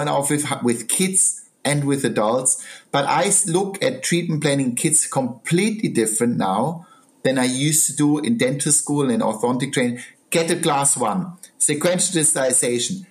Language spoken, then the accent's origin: English; Southern Germany, Germany; now in United Kingdom; I'm a country boy. I come from South Germany, the mountains